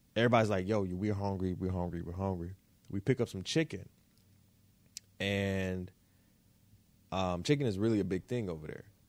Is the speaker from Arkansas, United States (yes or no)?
no; Detroit, Michigan, United States; also born or lived in Florida; I was born in Florida, right? Um, so Florida is basically birth, birth state, right? Birth home. Uh, Detroit is where I was raised, raised home